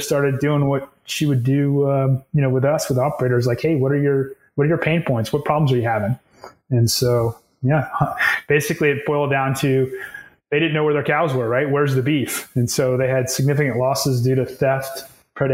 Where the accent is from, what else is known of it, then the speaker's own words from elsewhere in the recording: Texas, United States; I'm from Texas, grew up in Texas